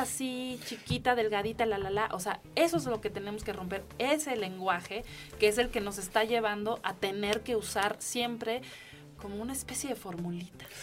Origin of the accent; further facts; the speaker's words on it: Mexico; soy mexicana